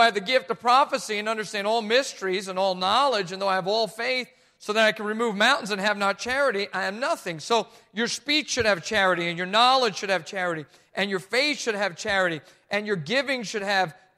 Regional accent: New Jersey, United States; I'm from Jersey too

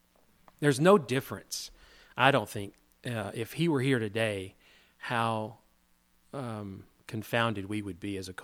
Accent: the South, United States; growing up in the South, there was this expectation about how you were supposed to act

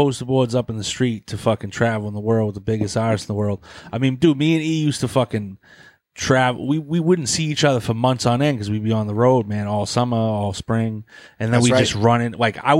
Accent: Boston, Massachusetts, United States; Yeah. We're from Boston, dude.

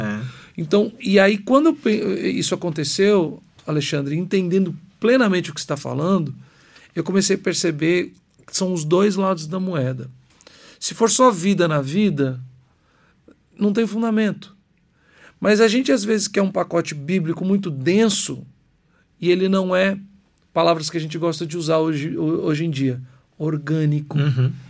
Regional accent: Minas Gerais, Brazil; eu sou de Minas

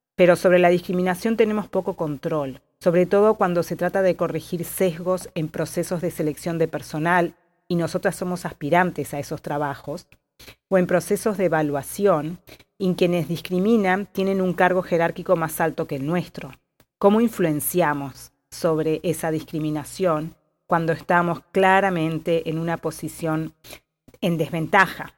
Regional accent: Uruguay; moved away as an adult; also born or lived in Spain; now in California, United States; uruguaya y con experiencia internacional viviendo y trabajando en distintos países del mundo

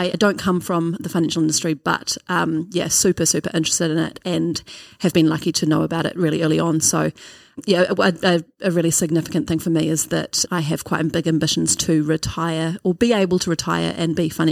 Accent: Auckland, New Zealand; I grew up in Auckland on the North Shore.

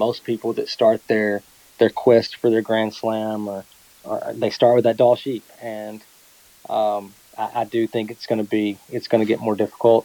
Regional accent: Texas, United States; I live in Texas. I'm from Texas, but I'm not a cowboy

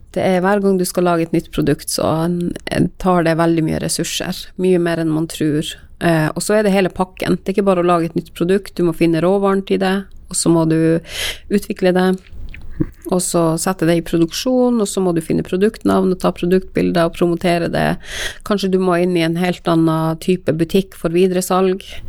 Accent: Karasjok, Finnmark, Norway; jeg er fra Karasjok

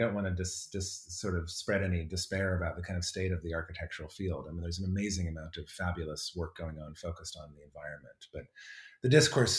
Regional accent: Colorado, United States; moved away; I grew up in Colorado

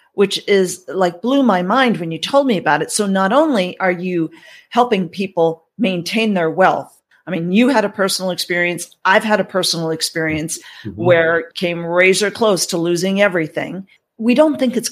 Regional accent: United States; moved away as an adult; also born or lived in Canada; I'm an American citizen and I was born and raised here

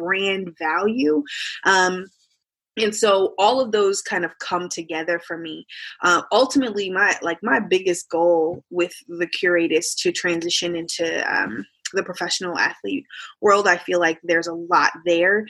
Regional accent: Indianapolis, Indiana, United States; I'm from Indianapolis, Indiana

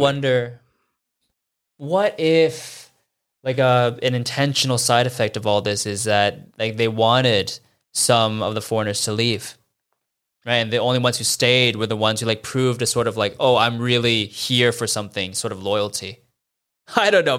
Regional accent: United States; moved away as an adult; now in Shanghai, China; I haven't been home back to the States to see my family in three years

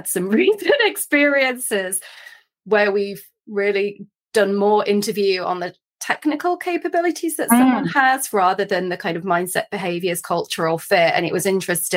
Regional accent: United Kingdom; I'm British

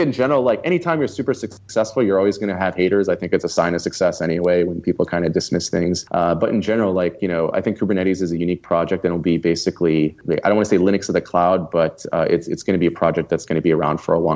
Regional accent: Austin, Texas, United States; my hometown in Austin

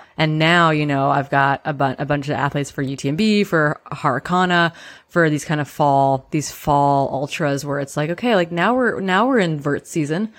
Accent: Midwest, United States; now in Pacific Northwest, United States; I grew up in the Midwest.

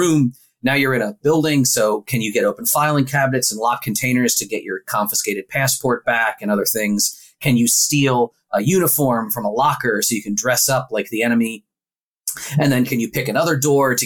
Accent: Philadelphia, Pennsylvania, United States; I'm from Philadelphia

